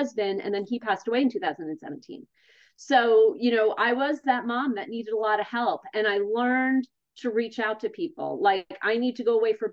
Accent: East Brunswick, New Jersey, United States; I grew up in East Brunswick, New Jersey with New Yorker parents who raised me.

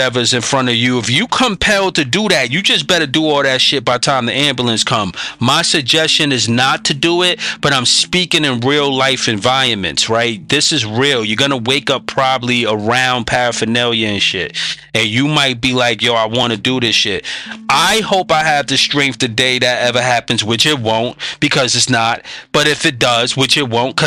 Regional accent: New York, United States; I'm a New Yorker

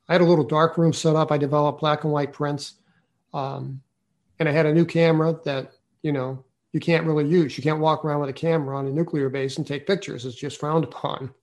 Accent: St. Louis, Missouri, United States; I was from St. Louis City

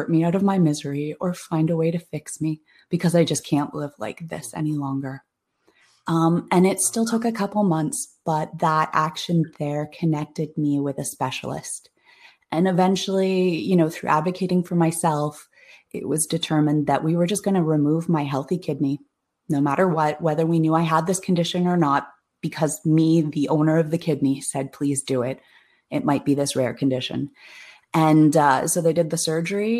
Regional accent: Toronto, Ontario, Canada; I'm from Toronto, Ontario

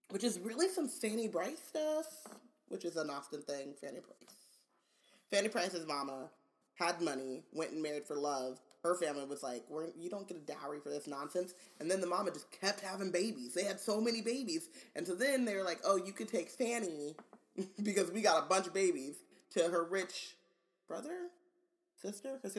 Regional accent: New York, United States; Remember Andrew Garfield's New York, New York accent? Cause I'm from New York

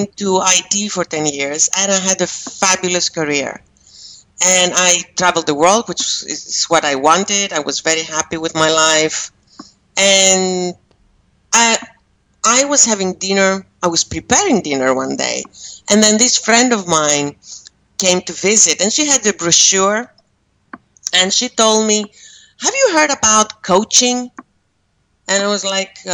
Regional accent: Greece; moved away as an adult; also born or lived in Amsterdam, Netherlands; now in Malaysia; I am Greek, and I do live in Malaysia. And I was raised in Greece

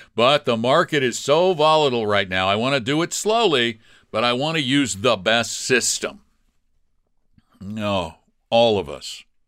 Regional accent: Colorado, United States; I'm from Colorado

